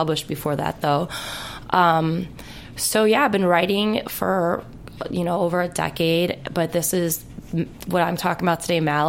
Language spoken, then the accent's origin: English; Chicago, Illinois, United States; now in Los Angeles, United States; No, I'm from Chicago. I'm a Midwest girl.